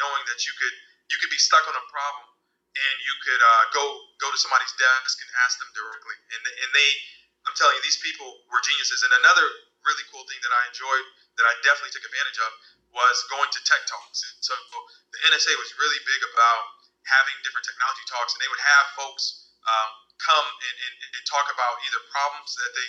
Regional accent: Maryland, United States; moved away as an adult; now in San Francisco, United States; so I let people know that I'm from the East Coast. I moved to San Francisco from Maryland, and I was in the DMV area for a while, you know, including college, so a good amount of time.

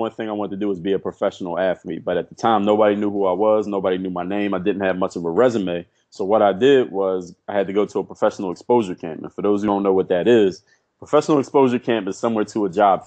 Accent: Philadelphia, Pennsylvania, United States; moved away as an adult; also born or lived in Altoona, Pennsylvania; now in South Florida, United States; I grew up in Philadelphia.

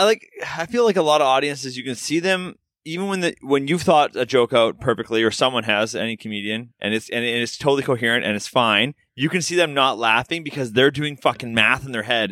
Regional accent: Vancouver, British Columbia, Canada; I'm from Vancouver

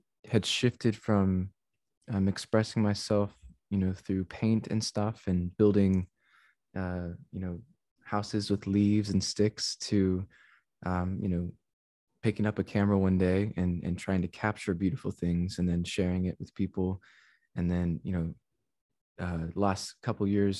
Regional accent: San Antonio, Texas, United States; San Antonio, Texas is my hometown

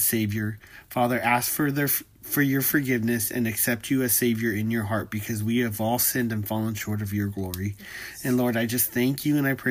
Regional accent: California, United States; moved away; We're from California

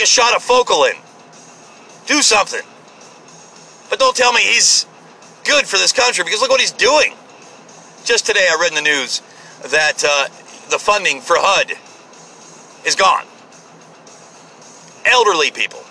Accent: United States; I'm an American.

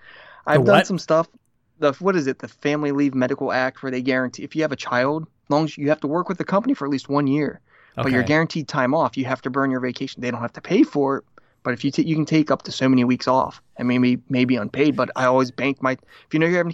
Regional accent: Ohio, United States; moved away as an adult; also born or lived in Atlanta, Georgia; now in Canada; I'm from Ohio.

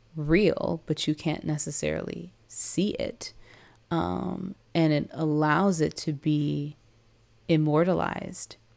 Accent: San Diego, California, United States; I was raised in San Diego, California

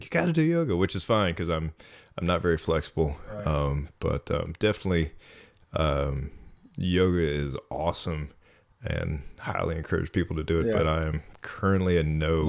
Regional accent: Atlanta, Georgia, United States; also born or lived in Dahlonega / Athens; I'm originally from Atlanta, Georgia. My dad was a Methodist minister, so we moved all over North Georgia.

